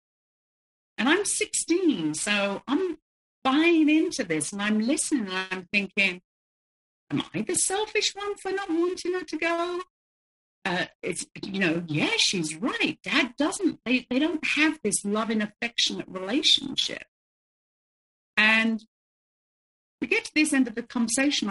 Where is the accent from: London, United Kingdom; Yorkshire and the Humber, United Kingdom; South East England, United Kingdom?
London, United Kingdom; I was growing up in the 70s and I was growing up in London